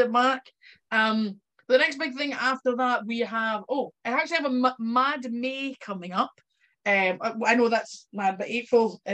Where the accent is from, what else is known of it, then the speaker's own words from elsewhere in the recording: Fife, Scotland, United Kingdom; now in Glasgow, United Kingdom; I live in Glasgow, but I'm from Fife